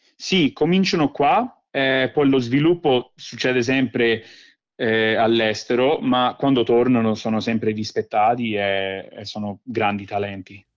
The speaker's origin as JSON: {"language": "Italian", "town": "Rome", "region": "Lazio", "country": "Italy", "also_born_or_lived": "Velletri, Italy", "accent": "Roman (romanaccio)", "lives_now": "Australia", "said": "ho l'accento romano perché papà mi ha cresciuto, eh, mi ha sempre parlato in, in romano, un po' ram, romanaccio"}